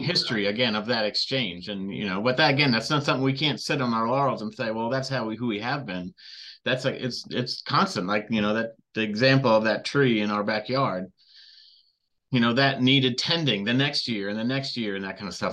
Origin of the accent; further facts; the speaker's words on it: Redlands, California, United States; I grew up in Southern California